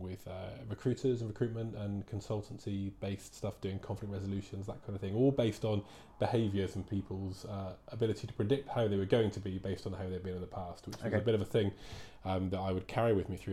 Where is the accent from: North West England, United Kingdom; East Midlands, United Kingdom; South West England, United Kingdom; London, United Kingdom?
South West England, United Kingdom; Plymouth; now in Wellington; I come from Plymouth down in Devon.